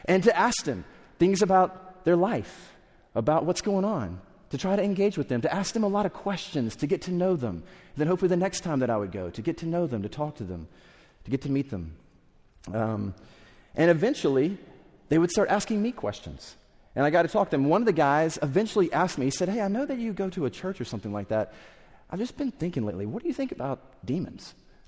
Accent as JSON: {"language": "English", "region": "the South", "country": "United States", "tie": "born or raised there", "said": "I grew up in the South, so maybe you're like classic Southerner"}